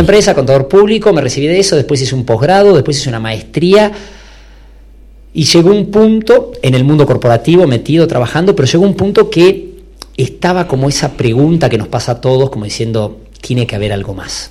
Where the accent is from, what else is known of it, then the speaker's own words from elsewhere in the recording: Buenos Aires, Argentina; moved away as an adult; now in Salta, Argentina; yo soy de Buenos Aires, nacido ahí, pero me casé, me fui para allá